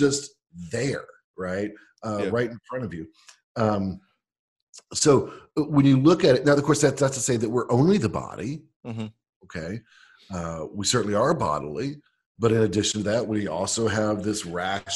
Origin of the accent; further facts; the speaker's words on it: United States; I'm an American